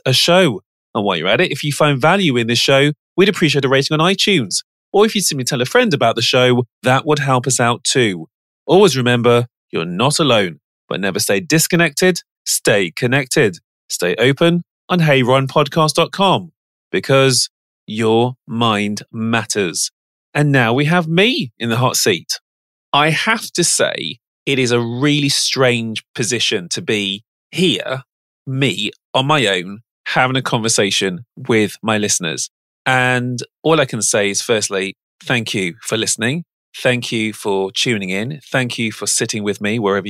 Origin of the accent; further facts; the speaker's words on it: Birmingham, West Midlands, United Kingdom; I'm from Birmingham, which is the second city of England.